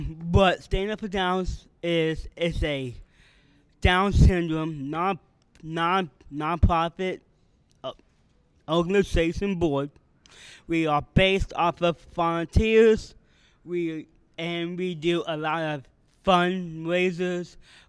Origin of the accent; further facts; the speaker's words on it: Canton, Ohio, United States; Canton, Ohio.